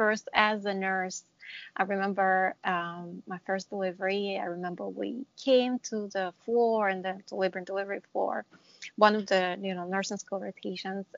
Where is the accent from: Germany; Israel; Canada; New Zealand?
Israel; moved away as an adult; now in New Jersey, United States; I'm originally from Israel, and I graduated nursing in Israel